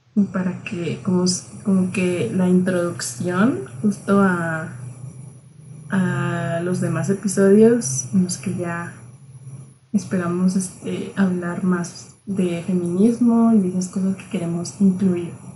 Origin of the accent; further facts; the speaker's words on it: Chihuahua, Mexico; somos de Chihuahua